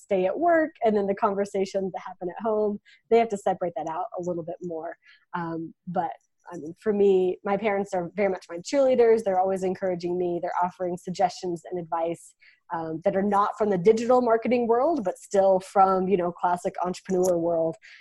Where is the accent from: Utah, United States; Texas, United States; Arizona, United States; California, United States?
Texas, United States; West; I'm from West Texas, small town West Texas. So if you've ever seen Friday Night Lights, like the TV show, that's my town. dust and cattle and oil rigs and yeah, that's what I remember from my hometown